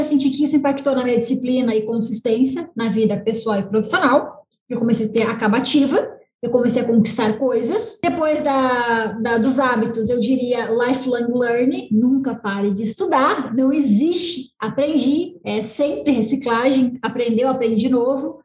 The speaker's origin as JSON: {"language": "Portuguese", "region": "Rio Grande do Sul", "country": "Brazil", "said": "sou gaúcha, né, Serra Gaúcha"}